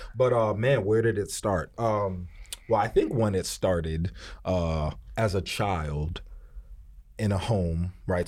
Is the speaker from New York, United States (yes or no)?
yes; New York City, New York, United States; I'm from Harlem, you know what I mean, uptown. So I was raised in a very particular way